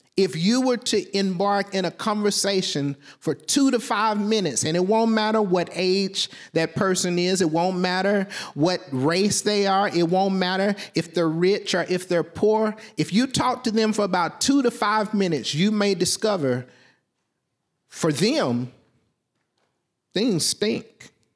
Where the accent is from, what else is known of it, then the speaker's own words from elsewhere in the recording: Southwest Arkansas, United States; I'm from Southwest Arkansas.